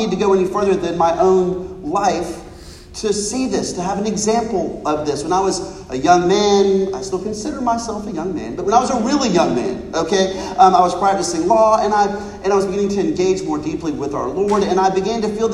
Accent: United States; I'm an American

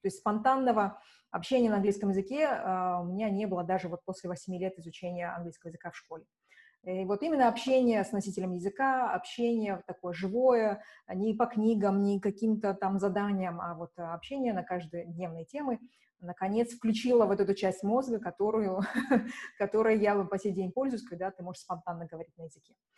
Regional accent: Shymkent, Kazakhstan; moved away as an adult; also born or lived in Budapest; в моем родном городе, в Шимкенте

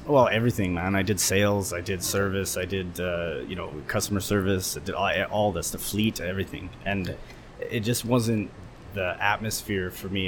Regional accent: Edmonton, Alberta, Canada; also born or lived in Beijing, China / Qingdao, China; decided to come back home to Edmonton, my hometown

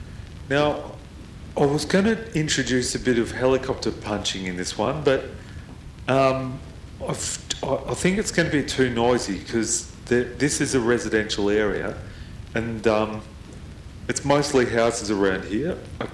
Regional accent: Melbourne, Victoria, Australia; because I grew up in Box Hill. I lived here from when I was very, very young. I was born here, really. That's the long and the short of it. I grew up here. I've been around Box Hill.

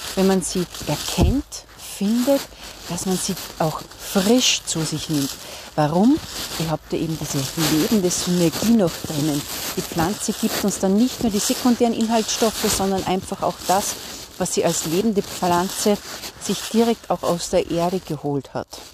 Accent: Salzburg, Austria; ich komme ja aus Salzburg

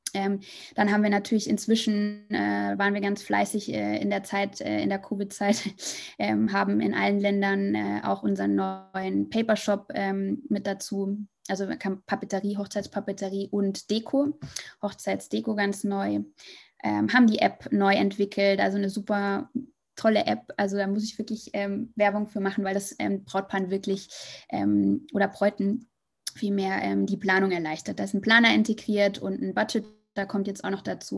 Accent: Munich, Bavaria, Germany; moved away as an adult; also born or lived in Hamburg; now in Madrid, Spain; also ich komme eigentlich ähm, aus München

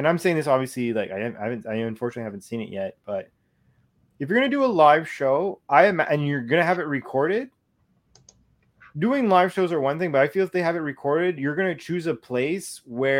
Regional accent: Canada; we're Canadian.

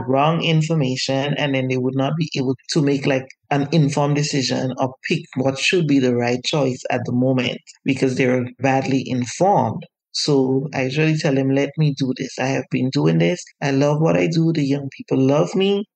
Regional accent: Grenada; I grew up in Grenada, which is in the Caribbean

